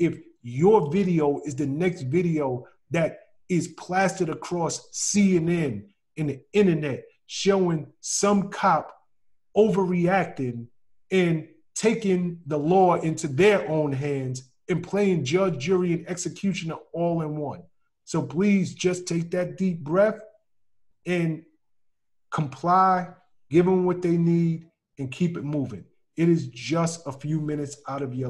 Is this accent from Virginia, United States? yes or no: no; New York City, New York, United States; I'm from the South Bronx